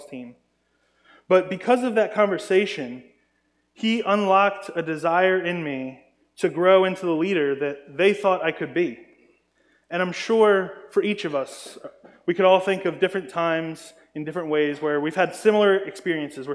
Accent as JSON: {"language": "English", "region": "Maryland", "country": "United States", "tie": "born or raised there", "said": "I grew up in Maryland, and in Maryland we actually had a homeschool Christian lacrosse team"}